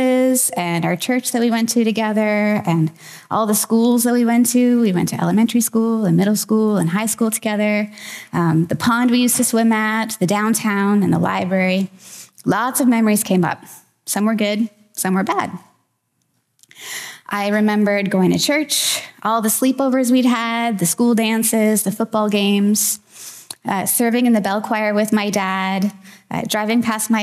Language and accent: English; Wilbraham, Massachusetts, United States; moved away; I recently went back to my hometown in Massachusetts for my 22 and a half year high school reunion